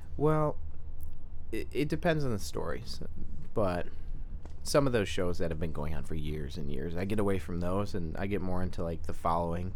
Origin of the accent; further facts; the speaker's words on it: Freeland, Michigan, United States; also born or lived in Saginaw, Michigan; I'm from the great city of Freeland, Michigan